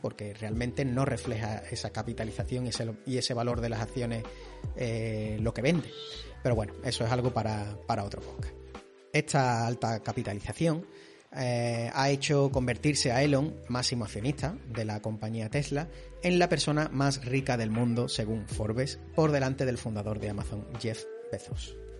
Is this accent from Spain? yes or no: yes; Spain; los que somos de España